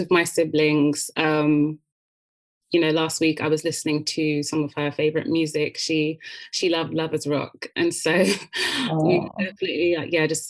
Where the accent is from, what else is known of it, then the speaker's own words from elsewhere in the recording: United Kingdom; we're British